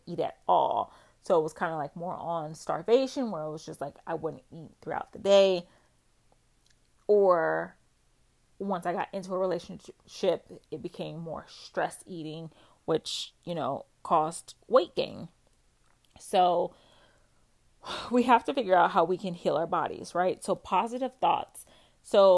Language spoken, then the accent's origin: English; West Coast, United States; moved away; I'm from the West Coast and I moved to the East Coast, and I used to fly back and forth home.